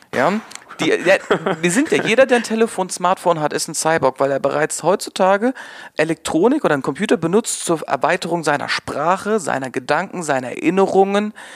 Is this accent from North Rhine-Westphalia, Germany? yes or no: yes; Münsterland, North Rhine-Westphalia, Germany; ich komme aus dem, äh, aus dem Münsterland äh, oder beziehungsweise aus Westfalen, sehr, sehr pferdelastig. Meine, Pferde, meine Eltern waren immer mit Pferden involviert